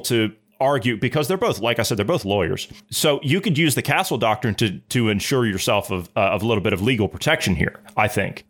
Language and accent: English; Ohio, United States; I come from Ohio.